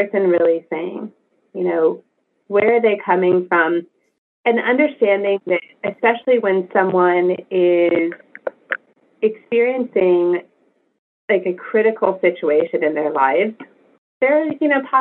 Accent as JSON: {"language": "English", "region": "California", "country": "United States", "said": "I'm from California, we had Price Club"}